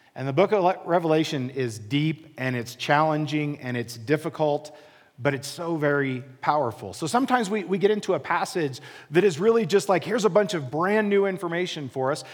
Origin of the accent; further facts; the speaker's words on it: Midwest, United States; moved away as an adult; now in Colorado, United States; I grew up in the Midwest. I grew up in a very small town, literally in the middle of a cornfield.